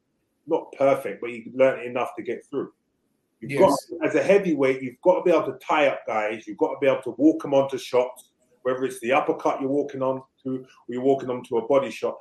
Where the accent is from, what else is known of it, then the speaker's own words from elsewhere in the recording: United Kingdom; I'm a Brit